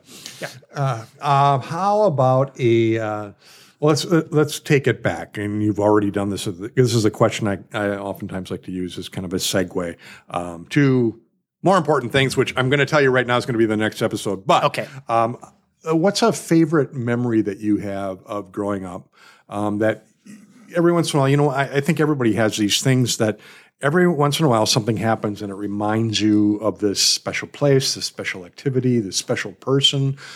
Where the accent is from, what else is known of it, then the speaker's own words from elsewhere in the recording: Milwaukee, Wisconsin, United States; I'm from Milwaukee as well